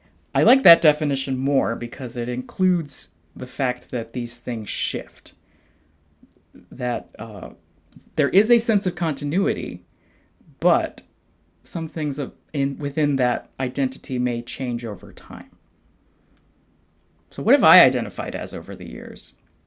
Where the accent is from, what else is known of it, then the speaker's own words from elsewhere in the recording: Fort Worth, Texas, United States; I grew up in Fort Worth, Texas. My mom is from Vientiane, Laos. And my dad is from Paris, Texas. My mom's Asian, my dad is white.